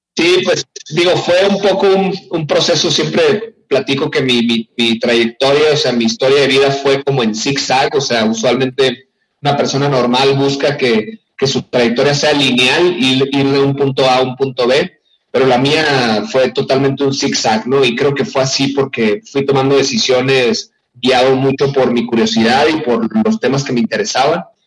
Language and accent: Spanish; Hermosillo, Sonora, Mexico; moved away as an adult; also born or lived in San Francisco / South Korea; now in Mexico City, Mexico; yo soy originario de allá